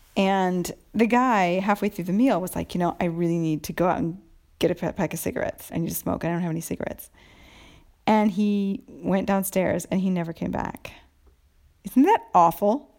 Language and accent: English; United States; moved away as an adult; now in Italy; I'm from America